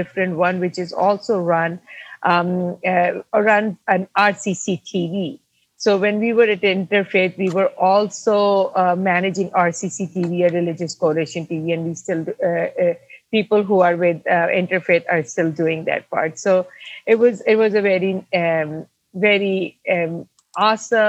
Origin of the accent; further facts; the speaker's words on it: Pakistan; moved away as an adult; now in United States; I come from Pakistan, born and raised in Pakistan.